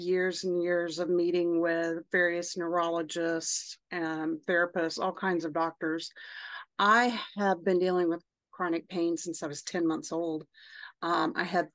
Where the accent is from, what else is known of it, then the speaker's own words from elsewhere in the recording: Oklahoma, United States; moved away as an adult; now in Austin, United States; I am 48 and I grew up in Oklahoma.